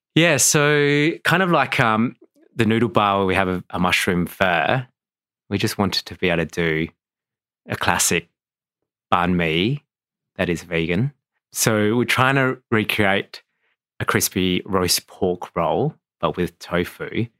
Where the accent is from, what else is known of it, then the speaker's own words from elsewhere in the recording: Adelaide, South Australia, Australia; I was born in Adelaide.